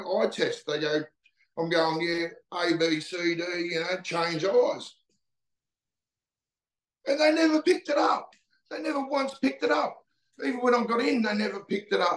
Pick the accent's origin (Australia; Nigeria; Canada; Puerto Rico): Australia; Newcastle, New South Wales; now in Cape York, Australia; I lived in a little town called Stockton, and we were like a little country town right on the beach, isolated from Newcastle